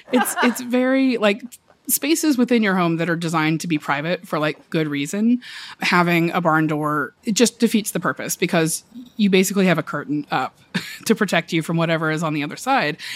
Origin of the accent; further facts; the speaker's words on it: the South, United States; now in Brooklyn, United States; I am from the South originally